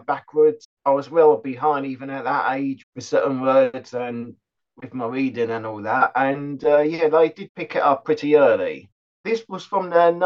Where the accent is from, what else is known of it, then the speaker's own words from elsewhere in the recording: West Molesey, South East England, United Kingdom; I am from West Molesey in Surrey.